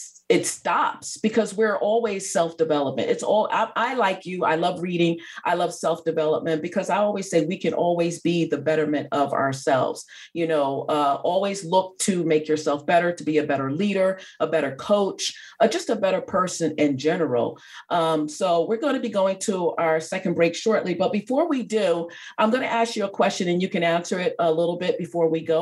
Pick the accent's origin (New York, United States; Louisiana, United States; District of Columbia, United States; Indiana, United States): New York, United States; I grew up in New York, I'm a New Yorker.